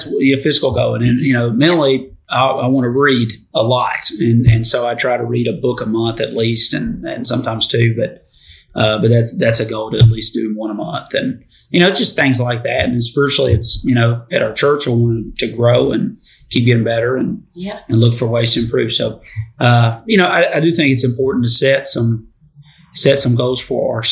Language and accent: English; Detroit, Michigan, United States; now in Tennessee, United States; I'm from Detroit